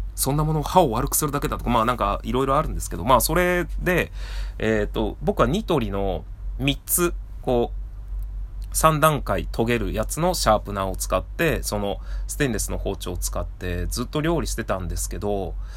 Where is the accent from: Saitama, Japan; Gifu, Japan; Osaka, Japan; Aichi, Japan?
Gifu, Japan; Seki; 僕の出身の岐阜県の関市というところが刃物で有名な町で